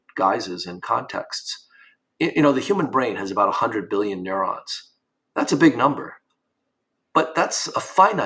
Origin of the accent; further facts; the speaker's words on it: New York, United States; when I grew up in New York in the 1960s and 70s